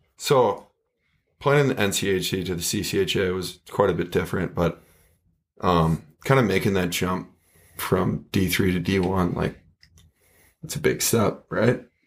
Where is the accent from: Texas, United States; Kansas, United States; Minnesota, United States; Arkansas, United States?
Minnesota, United States; Minnetonka; I grew up in Minnetonka